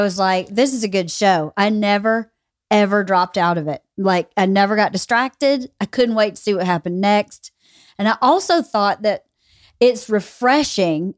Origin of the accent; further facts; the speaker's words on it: near Cedartown, Georgia, United States; thirty minutes from where I grew up